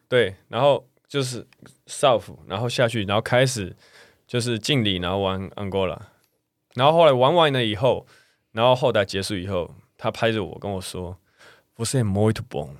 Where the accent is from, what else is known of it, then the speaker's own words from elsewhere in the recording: Taiwan; 因为我是台湾人